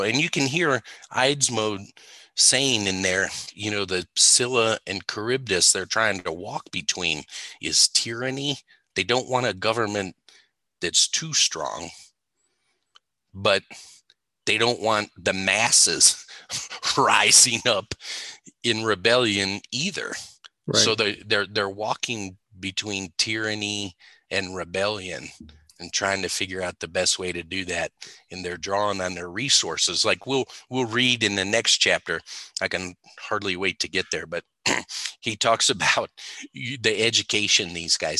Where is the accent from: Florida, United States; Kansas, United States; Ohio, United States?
Ohio, United States; moved away as an adult; also born or lived in Texas; I grew up in Ohio, 20 years or so in Ohio, 20 years in Texas, 20 years here